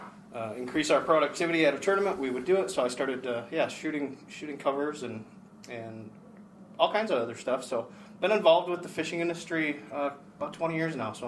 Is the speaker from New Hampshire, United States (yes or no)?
no; Minnesota, United States; moved away as an adult; now in Kentucky/Georgia; I was transplanted from Minnesota to Atlanta to Kentucky, where I spent six, seven years in the Kentucky office